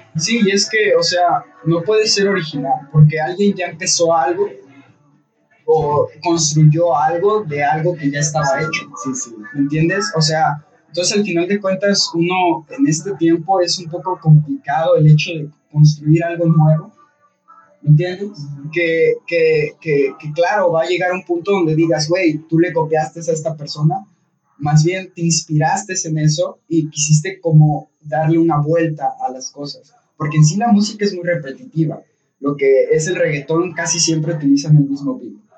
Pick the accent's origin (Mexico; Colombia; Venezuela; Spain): Colombia; Bogotá; Yo soy de Bogotá, la capital.